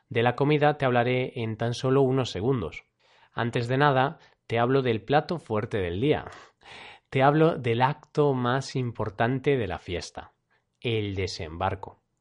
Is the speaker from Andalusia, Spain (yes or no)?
no; Galicia, Spain; ya paro que al final se me va a notar mucho que soy de Galicia